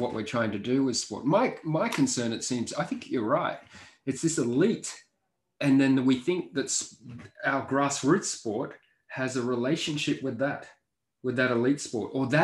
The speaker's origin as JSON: {"language": "English", "town": "Sydney", "region": "New South Wales", "country": "Australia", "tie": "born or raised there", "said": "we grew up on the North Shore"}